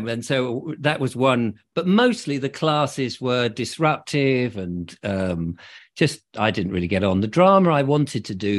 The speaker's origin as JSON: {"language": "English", "town": "Liss", "region": "South East England", "country": "United Kingdom", "tie": "born there", "said": "Well, I was born in Liss in Hampshire."}